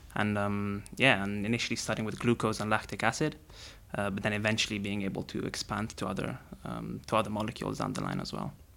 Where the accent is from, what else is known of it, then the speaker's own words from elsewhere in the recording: Rome, Lazio, Italy; I grew up in Rome and I wanted to be a football player